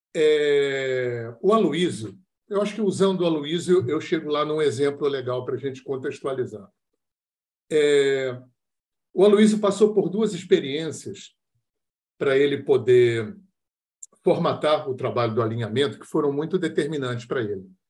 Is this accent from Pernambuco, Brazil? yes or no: no; Rio de Janeiro, Brazil; eu sou do Rio de Janeiro